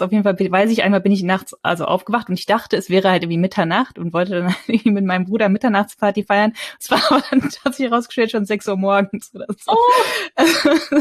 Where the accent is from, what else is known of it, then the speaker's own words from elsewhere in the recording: North Rhine-Westphalia, Germany; ich bin in, in, in Nordrhein-Westfalen aufgewachsen